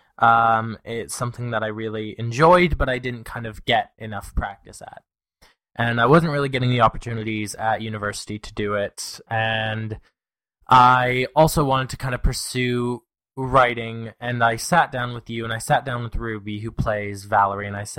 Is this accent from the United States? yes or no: no; Canada; I'm Canadian